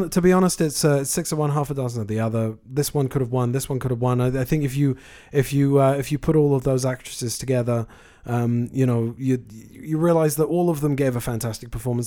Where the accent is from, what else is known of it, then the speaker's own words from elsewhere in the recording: United Kingdom; I am a Brit